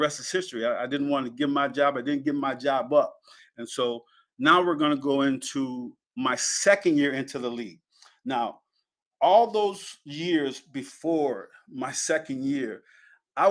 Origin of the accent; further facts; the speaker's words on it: Penn Yan, New York, United States; moved away; my parents moved us to Pinyin, and I was raised in Pinyin